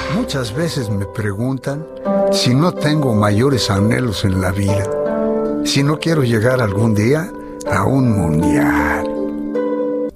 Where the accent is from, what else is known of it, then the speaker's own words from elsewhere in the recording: Teoloyucan, State of Mexico, Mexico; yo soy de Teoloyucan